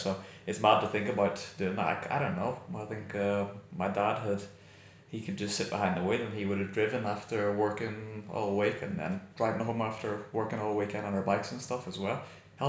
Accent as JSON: {"language": "English", "region": "Northern Ireland", "country": "United Kingdom", "tie": "born or raised there", "said": "We grew up in Northern Ireland, and not through the worst of the troubles. I think the troubles had mostly passed by the time, about 1998, the peace agreement, I was 12 by then."}